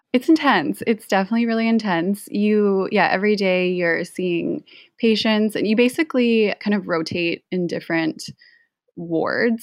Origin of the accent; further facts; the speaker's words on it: Canada; I grew up in Canada